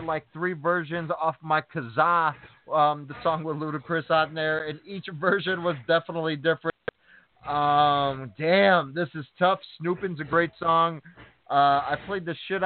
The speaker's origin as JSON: {"language": "English", "town": "Chicago", "region": "Illinois", "country": "United States", "said": "I'm from Chicago"}